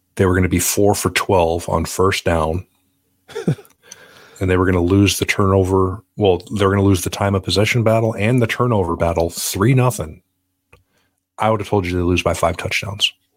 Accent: South Dakota, United States; growing up in South Dakota.

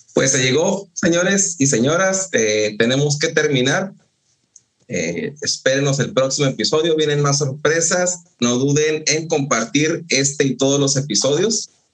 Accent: northern Mexico, Mexico; yo soy del norte de México es árido, no hay frutas tropicales

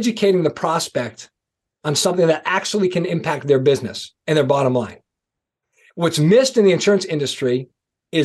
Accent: East Coast, United States; I'm from the East Coast

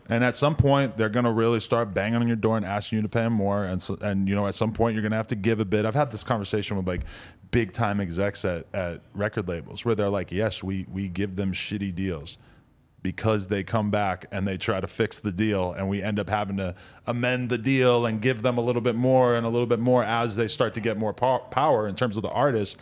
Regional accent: New Hampshire, United States; now in Los Angeles, United States; I grew up in New Hampshire

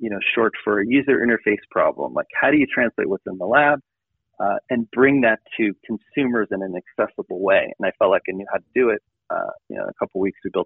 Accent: Boulder, Colorado, United States; I grew up in Boulder, Colorado

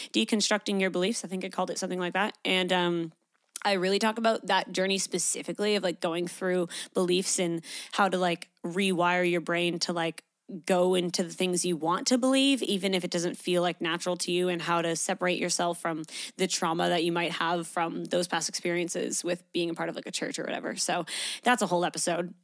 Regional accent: Canada; moved away as an adult; now in Australia; I grew up in Canada.

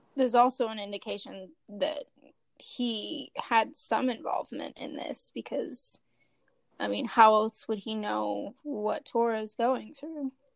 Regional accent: Kansas City, Missouri, United States; I'm from the Kansas City, Missouri area

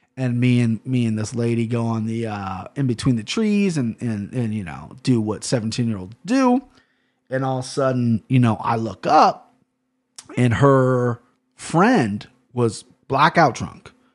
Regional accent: Cincinnati, Ohio, United States; I'm from Cincinnati, Ohio

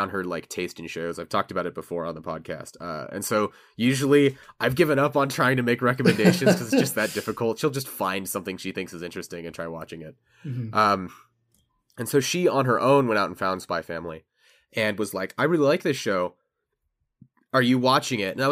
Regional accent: United States; as an American

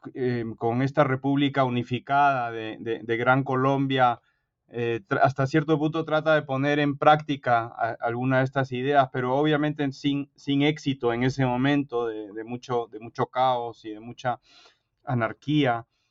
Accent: Peru; born or raised there; moved away as an adult; now in United States

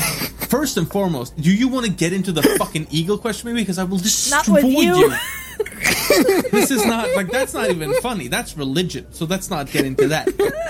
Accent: Norway; I'm from Norway.

